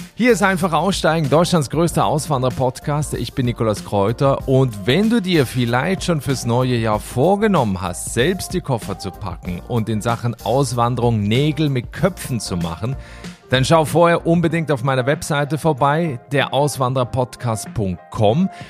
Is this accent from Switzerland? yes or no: yes; Switzerland; meine Heimat der Schweiz